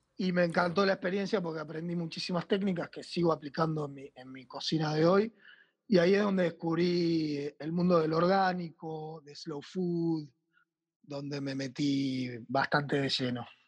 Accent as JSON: {"language": "Spanish", "country": "Argentina", "also_born_or_lived": "France / Buenos Aires"}